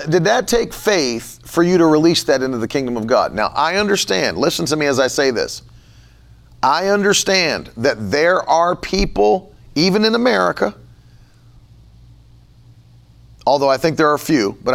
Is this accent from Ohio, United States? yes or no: no; West Virginia, United States; I grew up in West Virginia where people had money for what they want to have money for